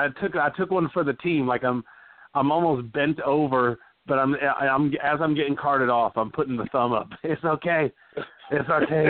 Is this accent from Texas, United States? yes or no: yes; Dallas, Texas, United States; If anybody confused, I'm from Dallas, Texas.